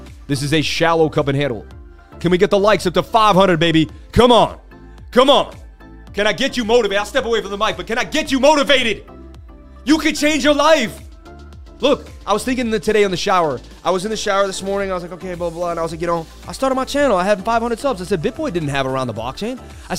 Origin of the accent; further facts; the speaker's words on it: Boston, Massachusetts, United States; born there; I was born in Boston. I lived on the stories of Paul Revere, one if by land, two if by sea.